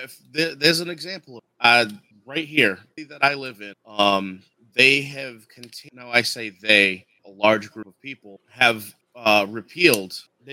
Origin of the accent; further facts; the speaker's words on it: Massachusetts, United States; I'm a mass hole through and through.